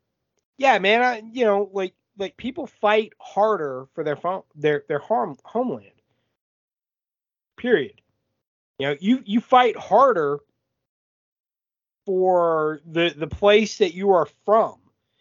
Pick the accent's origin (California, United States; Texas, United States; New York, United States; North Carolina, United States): Texas, United States; Houston; Like, I'm from Houston, and I wouldn't act any different if an outsider came